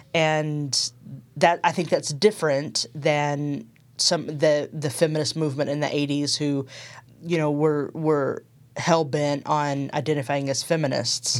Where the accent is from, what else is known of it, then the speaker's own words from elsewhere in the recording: Texas, United States; moved away as an adult; also born or lived in Berkeley, California; now in Nashville, United States; I'm originally from Texas